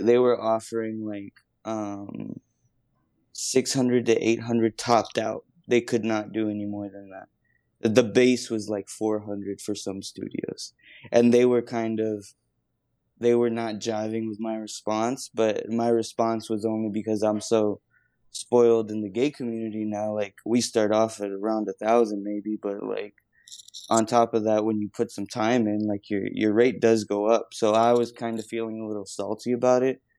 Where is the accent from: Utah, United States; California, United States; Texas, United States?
Texas, United States; Texas border, United States; down on the border in Texas